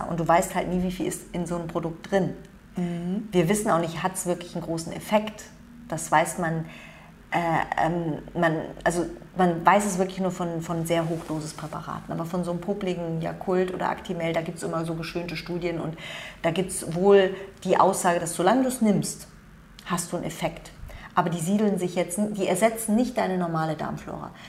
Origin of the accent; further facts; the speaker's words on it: South Korea; Das ist so, ähm, das machen die Koreaner, ich bin Koreaner